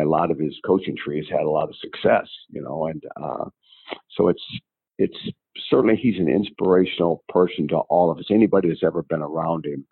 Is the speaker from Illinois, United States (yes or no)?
yes; Illinois, United States; moved away; also born or lived in Iowa / Oregon; here's my home state